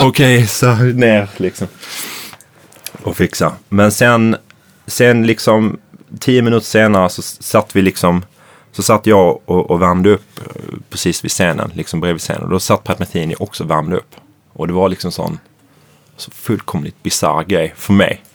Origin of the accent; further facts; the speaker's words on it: Malmö, Skåne, Sweden; I Malmö, i Limhamn där jag växte upp